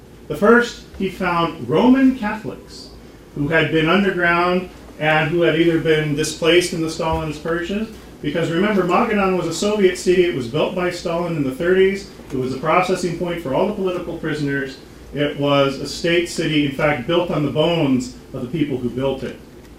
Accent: Anchorage, Alaska, United States; I am a priest of the Archdiocese of Anchorage, Alaska. I was born in Anchorage, Alaska.

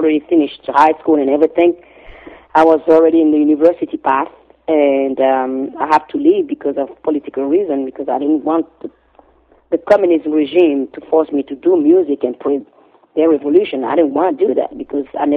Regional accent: Cotonou, Littoral, Benin; moved away; also born or lived in Ouidah; I grew up on the main in the harbor city, Cotonou, and I'm originally from Ouidah because my father is from Ouidah

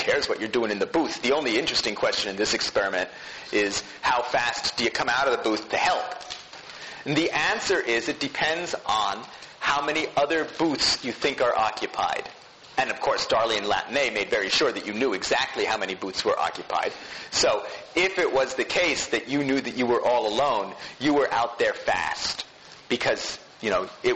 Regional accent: New Jersey suburbs, United States; growing up in the New Jersey suburbs

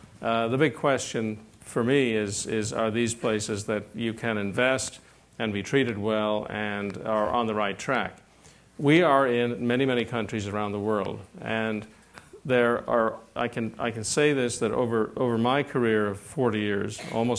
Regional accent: Ireland; Like, I come from Ireland, but it's a small little place.

